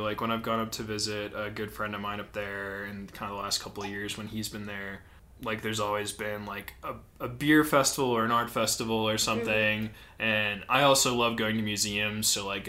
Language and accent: English; Midwest, United States; now in Colorado; Like, growing up in the Midwest, like, I experienced, like, all the seasons in one day plenty of times.